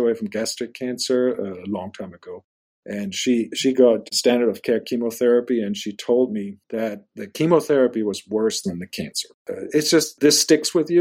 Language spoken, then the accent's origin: English; Germany; moved away as an adult; now in United States; I'm German. I was born in Germany